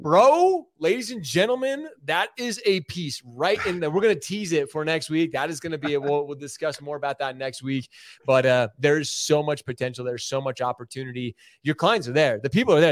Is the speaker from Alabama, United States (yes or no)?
no; Utah, United States; also born or lived in Michigan; Being from Michigan, born in Michigan, I typically don't say that 'cause I always say I'm from Utah 'cause I'm a Utah dude.